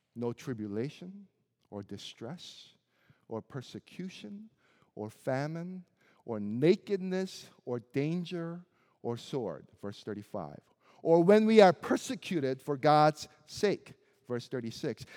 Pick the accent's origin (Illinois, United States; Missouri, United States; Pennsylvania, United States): Missouri, United States; Springfield; also born or lived in South Korea; as an Asian kid who didn't quite fit into a predominantly white town of Springfield, Missouri